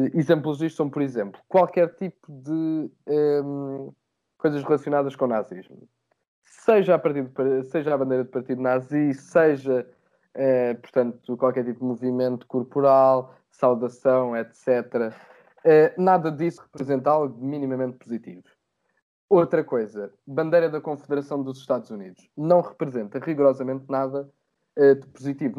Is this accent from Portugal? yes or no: yes; Portugal; nós, enquanto portugueses